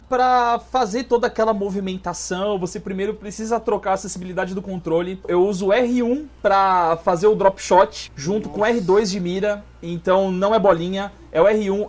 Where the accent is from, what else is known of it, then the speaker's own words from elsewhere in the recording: Osasco, São Paulo, Brazil; also born or lived in Minas Gerais; now in Pato Branco, Brazil; eu nasci em Minas e cresci em São Paulo. Então eu morava em Osasco